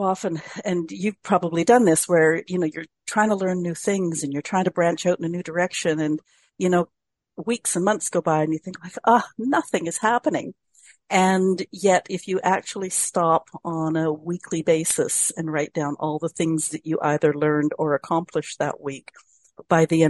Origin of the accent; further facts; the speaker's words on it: Canada; as a Canadian